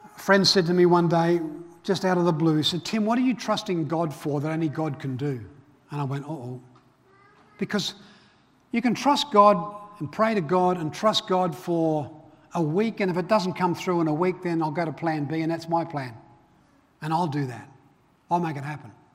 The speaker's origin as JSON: {"language": "English", "town": "Belfast", "region": "Northern Ireland", "country": "United Kingdom", "tie": "born or raised there", "moved": "yes", "said": "grew up, I was born in Belfast, Northern Ireland."}